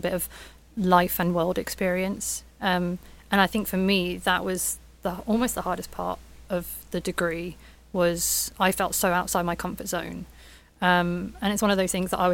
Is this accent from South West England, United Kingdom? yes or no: no; Portsmouth, South East England, United Kingdom; I was born and raised in Portsmouth